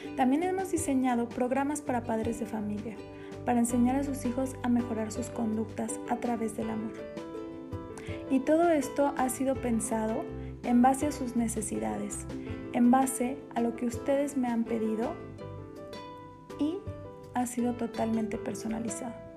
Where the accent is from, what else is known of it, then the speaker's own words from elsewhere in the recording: Morelia, Michoacán, Mexico; soy de Morelia, Michoacán